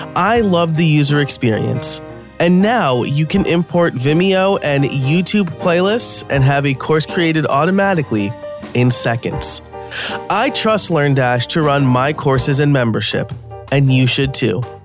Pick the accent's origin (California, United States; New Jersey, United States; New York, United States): New York, United States; born and raised in New York.